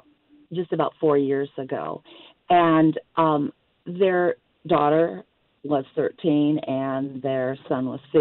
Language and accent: English; Iowa, United States; now in Arizona, United States; I'm actually from Iowa